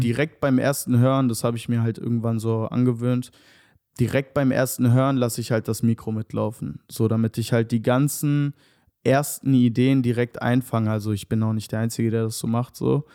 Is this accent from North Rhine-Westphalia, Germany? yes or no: no; Hanover, Lower Saxony, Germany; moved away as an adult; now in Berlin, Germany; ich komme aus Hannover ursprünglich. Ähm, genau, ich bin da geboren und aufgewachsen